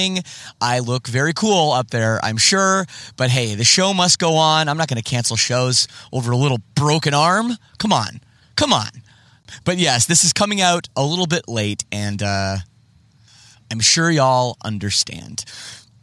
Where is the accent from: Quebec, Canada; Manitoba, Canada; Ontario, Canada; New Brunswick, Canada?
Ontario, Canada; Oakville; I grew up in Oakville, Ontario